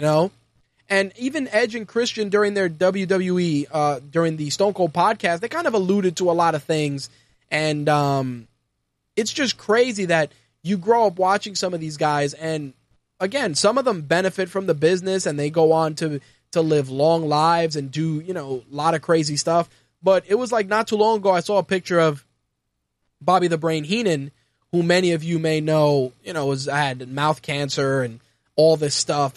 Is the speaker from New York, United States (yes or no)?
yes; New York City, New York, United States; Growing up in New York City in nineteen eighty, being someone that grew up in a, in a Puerto Rican household